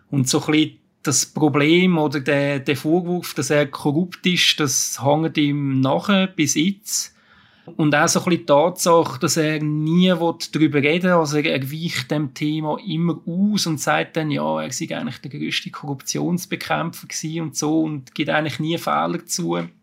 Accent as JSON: {"language": "German", "country": "Switzerland", "said": "wenn man jetzt damit so als, als Schweizer drauf schaut, mit, mit unseren Maßstäben, muss man sagen, das ist grauenhaft."}